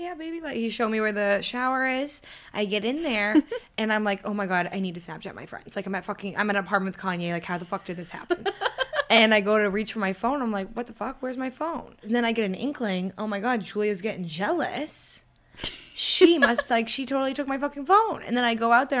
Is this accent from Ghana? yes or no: no; Boston, Massachusetts, United States; my hometown that would be in like Southie Boston